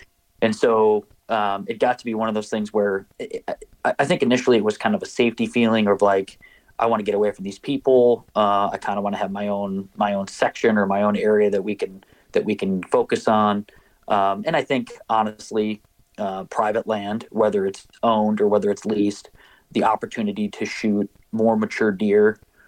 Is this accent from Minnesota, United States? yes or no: yes; Minnesota, United States; the biggest push, was growing up in Minnesota and hunting on public land.